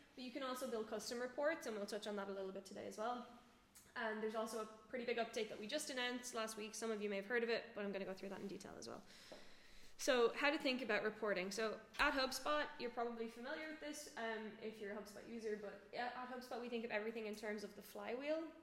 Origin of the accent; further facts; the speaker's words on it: Ireland; moved away as an adult; now in Berlin, Germany; I'm from Ireland originally, live in Berlin now for two years